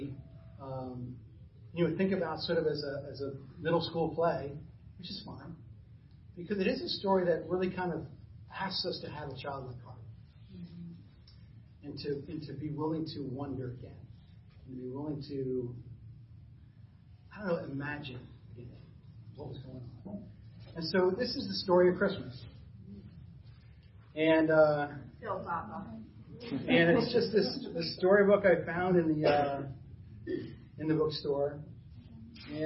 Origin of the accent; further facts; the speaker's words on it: New Jersey, United States; now in Burlington, United States; I grew up in North Jersey.